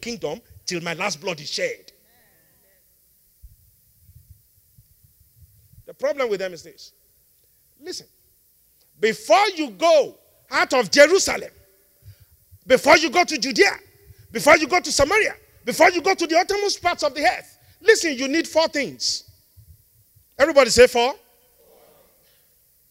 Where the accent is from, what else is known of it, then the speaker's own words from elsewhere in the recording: Nigeria; I'm one Nigerian